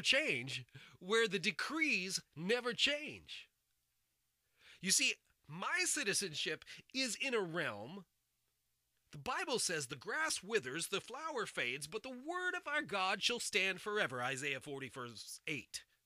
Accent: United States; I'm an American. I was born and raised here.

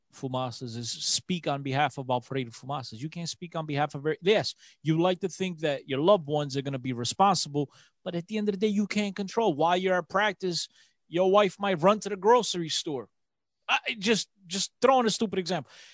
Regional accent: Aveiro, Centro, Portugal; in Aveiro, um, my hometown

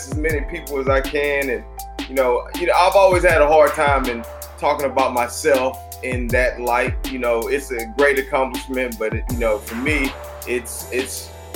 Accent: Texas, United States; I'm from Texas, so we got a heavy dose of the Dallas Cowboys on TV every Sunday

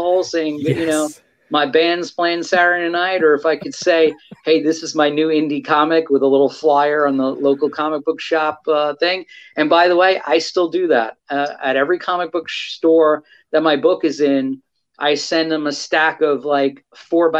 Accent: New York City, New York, United States; my post-pubescent high school mind, who was growing up on Staten Island, New York

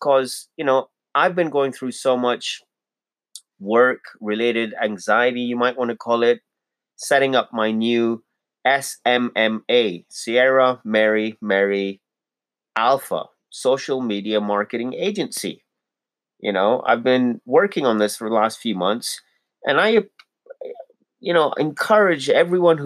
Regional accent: Pakistan; also born or lived in Toronto, Canada; now in Calgary, Canada; I'm a Pakistani Muslim

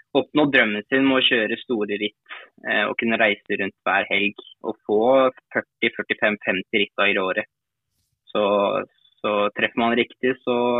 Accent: Norway; now in France; her hjemme i Norge

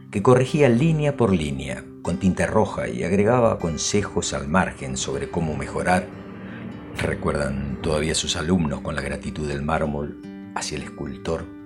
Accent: Argentina; Soy argentino, pero no he nacido en Buenos Aires.

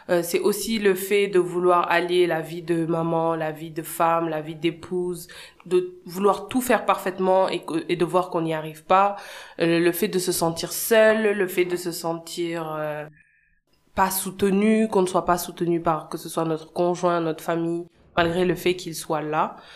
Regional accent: Senegal; also born or lived in United States; je suis née et j'ai grandi au Sénégal. J'ai eu mon bac euh, en 2011, puis je suis allée aux États-Unis étudier pendant 5 ans. Ensuite, je suis revenue

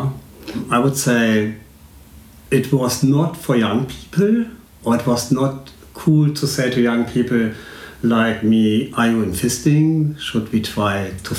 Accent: Cologne, North Rhine-Westphalia, Germany; now in Berlin, Germany; I was born in Cologne years ago, so I'm 39. Already 49.

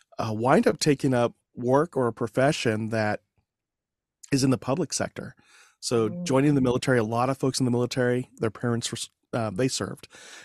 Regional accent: Fort Sill, Oklahoma, United States; born there; My dad was in the Army, military policeman, and I was born in Fort Sill, Oklahoma.

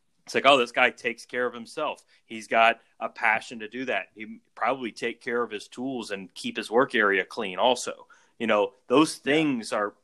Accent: South Louisiana, United States; We grew up in South Louisiana

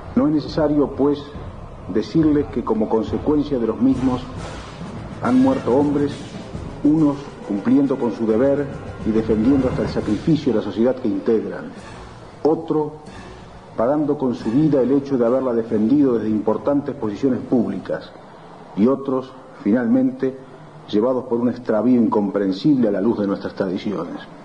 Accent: Uruguay; en un país como el nuestro, con hombres y mujeres como los uruguayos

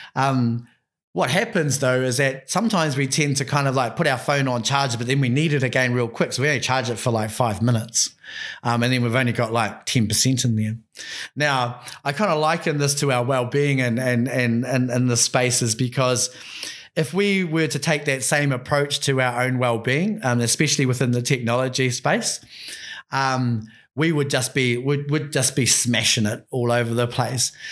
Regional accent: Bay of Islands, Te Rāwhiti, Northland, New Zealand; I'm from the Bay of Islands, bro. I'm from up at, um, up, up a little place called Te Rāwhiti.

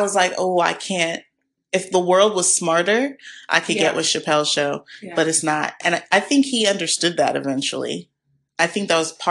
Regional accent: Houston, Texas, United States; my hometown of Houston

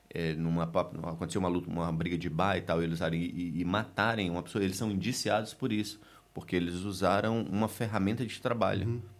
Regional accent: Recife, Pernambuco, Brazil; É, lá na minha cidade, em Recife, é, a gente era, era, obrigatório fazer alguma extra, atividade extracurricular no colégio.

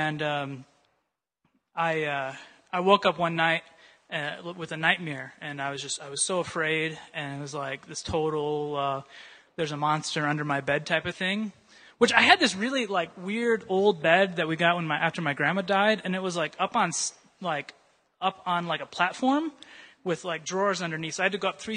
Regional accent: Urbandale, Iowa, United States; moved away; I grew up in Iowa, a town called Urbandale

